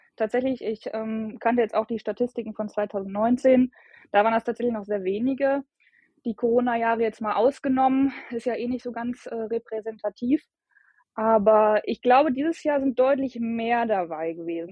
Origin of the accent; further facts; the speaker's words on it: Bielefeld, North Rhine-Westphalia, Germany; ich komme aus Bielefeld